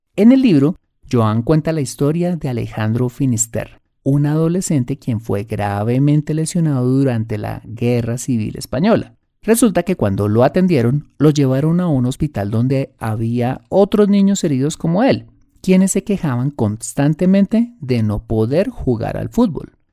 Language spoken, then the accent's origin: Spanish; Colombia